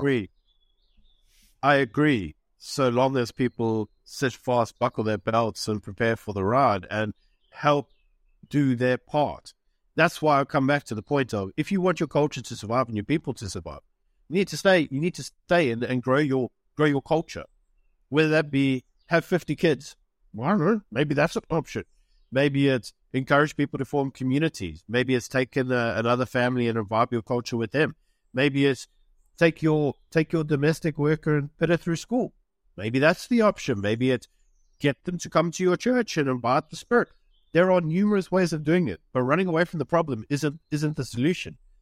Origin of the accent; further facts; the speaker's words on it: South Africa; moved away as an adult; also born or lived in United Kingdom; I'm South African, but, you know, I was in the U K for a while